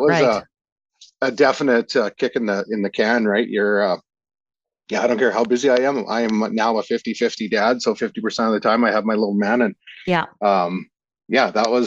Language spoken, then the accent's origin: English; Senlac, Saskatchewan, Canada; also born or lived in Unity, Saskatchewan; now in Calgary, Canada; grew up in Unity as well, kind of just outside Unity. I'd have to say I'm from Senlac, which is a really small town